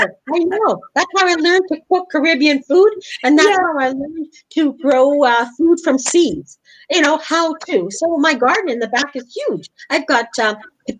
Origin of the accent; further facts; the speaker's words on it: Winnipeg, Manitoba, Canada; first language English; moved away as an adult; also born or lived in Europe; I was born and raised in Canada, Winnipeg.